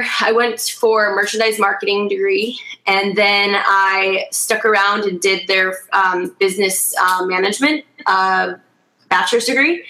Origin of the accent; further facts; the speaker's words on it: Wisconsin, United States; I lived in this tiny, small town. It just really grounded me in who I was.